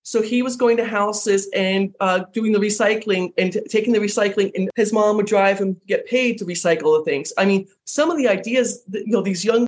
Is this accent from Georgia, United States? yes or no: no; Rockville, Maryland, United States; I grew up in Rockville, Maryland, just outside of Washington, D.C.